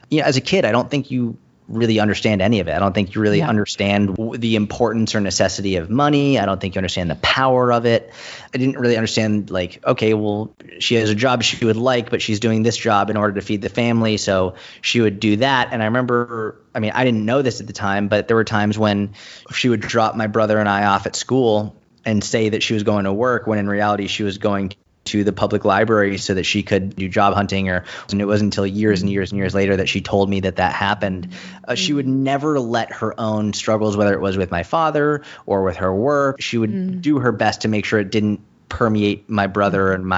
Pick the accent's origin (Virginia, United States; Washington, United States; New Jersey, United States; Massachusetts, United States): Massachusetts, United States; Boston; now in New York, United States; When you're in America, especially in New York, I live in New York, I grew up in Boston.